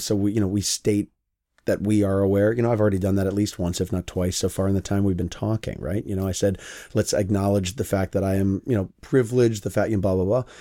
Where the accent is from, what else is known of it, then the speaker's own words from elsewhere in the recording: United States; me as an American